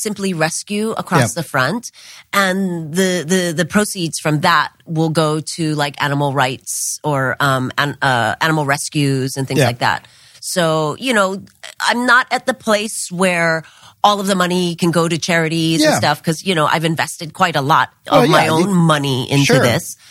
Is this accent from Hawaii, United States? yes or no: yes; Hawaii, United States; now in Los Angeles, United States; growing up in Hawaii, I was really quite spoiled with, you know, this sort of paradise